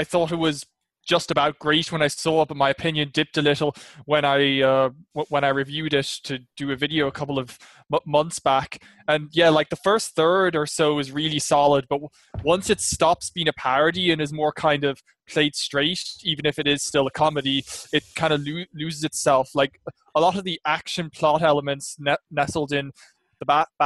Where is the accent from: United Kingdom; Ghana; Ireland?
Ireland; I'm from Ireland.